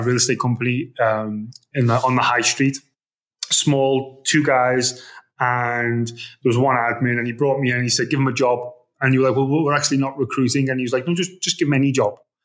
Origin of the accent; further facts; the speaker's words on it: Liverpool, North West England, United Kingdom; moved away as an adult; also born or lived in Vietnam; now in Dubai, United Arab Emirates; I'm from Liverpool, right? So it's a working class area